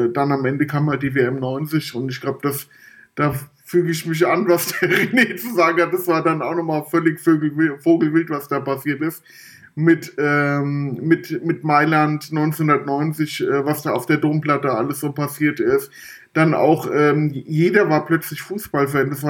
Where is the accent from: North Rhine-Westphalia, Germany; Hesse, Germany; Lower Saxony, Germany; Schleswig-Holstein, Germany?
Hesse, Germany; Frankfurt; Ich glaube, in der E-Jugend, da habe ich dann bei uns im Norden Frankfurts äh, das erste Mal im Verein gespielt.